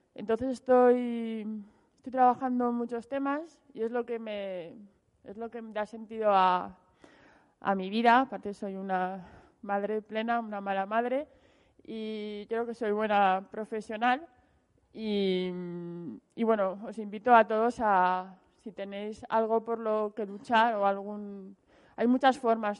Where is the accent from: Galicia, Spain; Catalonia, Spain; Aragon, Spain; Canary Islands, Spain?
Aragon, Spain; Zaragoza; moved away; yo soy de Zaragoza pero llevo 16 años fuera de Zaragoza